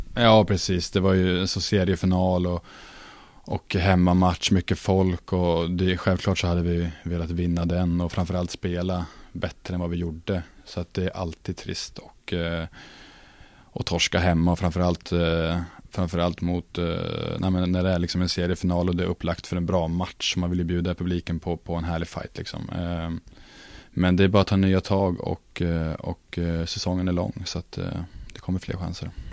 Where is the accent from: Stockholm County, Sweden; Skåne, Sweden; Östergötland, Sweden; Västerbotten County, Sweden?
Östergötland, Sweden; Norrköping; moved away as an adult; now in Luleå, Sweden; stannat hemma i Norrköping